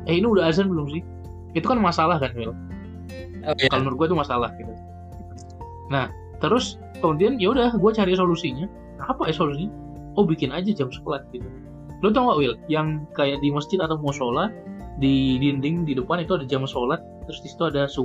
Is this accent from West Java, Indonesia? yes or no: no; Medan, North Sumatra, Indonesia; gue Aceh memang dari kecil udah di Medan gitu jadi ya nggak ada bahasa daerah yang gua kuasai memang